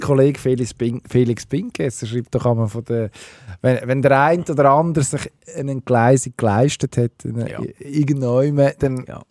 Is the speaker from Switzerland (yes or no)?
yes; Switzerland; als Schweizer Skifan